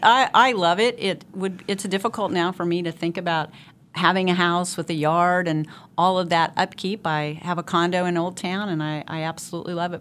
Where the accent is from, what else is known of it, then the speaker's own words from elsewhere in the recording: Wichita, Kansas, United States; I was born and raised here, went to high school here, went away from college for a little while, but did graduate from Wichita State